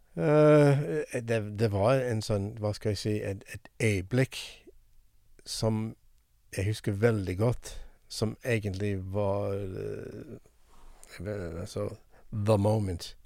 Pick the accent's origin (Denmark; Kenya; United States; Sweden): United States; Norwegian is a second language; moved away as an adult; also born or lived in Haugesund, Norway; now in Norway